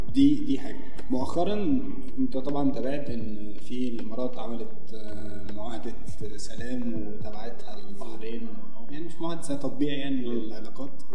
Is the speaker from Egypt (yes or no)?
yes; Egypt